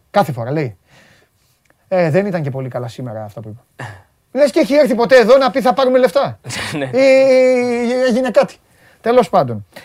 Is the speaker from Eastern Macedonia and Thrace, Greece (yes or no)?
no; Corfu, Ionian Islands, Greece; Βέβαια. Από, από την πατρίδα μου.